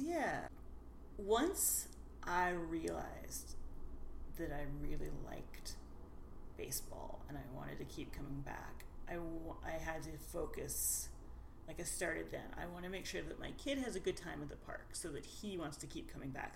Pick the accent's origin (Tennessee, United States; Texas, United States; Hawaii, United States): Tennessee, United States; Nashville; moved away as an adult; now in Seattle, United States; I grew up in Nashville, Tennessee, and I uh, wandered around the world for a bit before ending up here